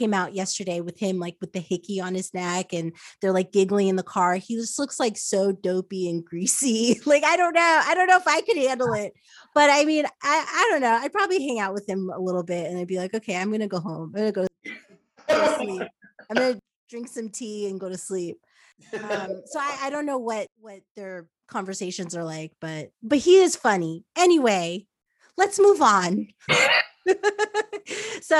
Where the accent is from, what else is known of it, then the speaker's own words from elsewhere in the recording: New Jersey, United States; I grew up in New Jersey